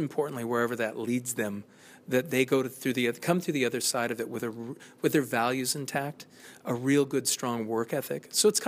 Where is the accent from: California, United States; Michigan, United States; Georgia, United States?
California, United States; I come from California, and I don't care where you go.